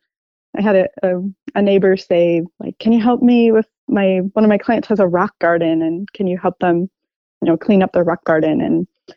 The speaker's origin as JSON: {"language": "English", "town": "Minneapolis", "region": "Minnesota", "country": "United States", "tie": "born or raised there", "moved": "as an adult", "lives_now": "Portland, United States", "said": "I'm from the Midwest, the place where the tall grass prairie meets the oak savanna, the Twin Cities"}